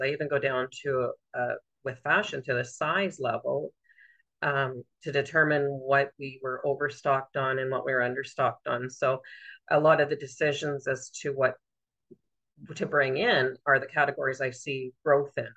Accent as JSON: {"language": "English", "region": "Southern Ontario", "country": "Canada", "tie": "born or raised there", "moved": "as an adult", "lives_now": "Renfrew, Canada", "said": "I always lived in Southern Ontario until we moved here permanently, and I was in my late 20s at that point."}